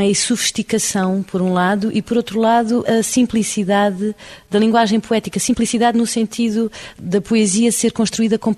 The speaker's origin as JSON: {"language": "Portuguese", "country": "Portugal", "said": "porque sou portuguesa"}